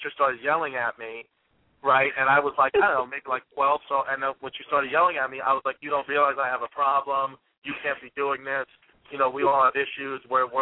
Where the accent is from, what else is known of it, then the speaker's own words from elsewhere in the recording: New York City, New York, United States; I was born and raised in Brooklyn